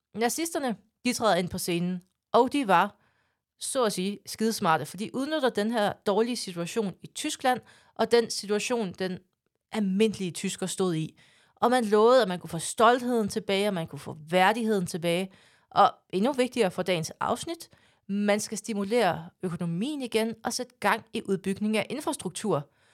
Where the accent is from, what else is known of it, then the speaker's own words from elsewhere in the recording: Denmark; det siger jeg som jyde